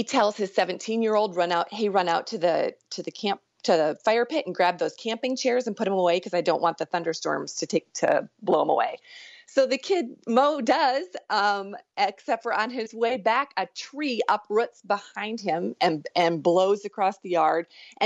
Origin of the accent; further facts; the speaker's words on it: Iowa, United States; I'm from Iowa